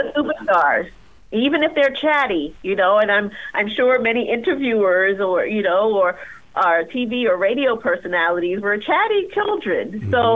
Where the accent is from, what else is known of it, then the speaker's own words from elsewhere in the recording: Haiti; moved away; I am an immigrant. I was born in Haiti.